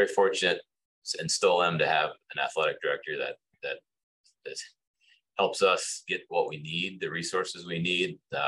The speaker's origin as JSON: {"language": "English", "town": "Amherst", "region": "Massachusetts", "country": "United States", "tie": "born or raised there", "said": "I grew up here in Amherst, so we were coming to visit my in-laws."}